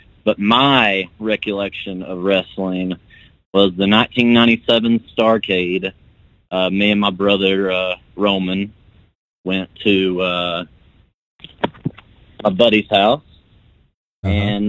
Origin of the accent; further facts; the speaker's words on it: Corbin, Kentucky, United States; grew up in a small town of Corbin, Kentucky